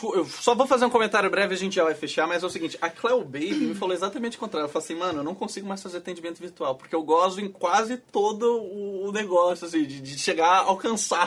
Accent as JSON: {"language": "Portuguese", "town": "Florianópolis", "region": "Santa Catarina", "country": "Brazil", "said": "eu sou de Floripa"}